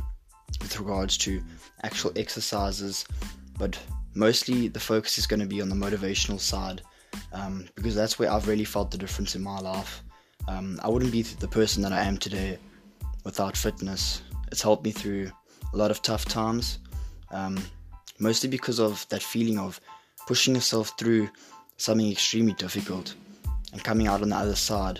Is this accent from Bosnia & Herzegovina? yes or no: no; South Africa; now in Glasgow, United Kingdom; I'm from South Africa, but I'm living in Glasgow now with my family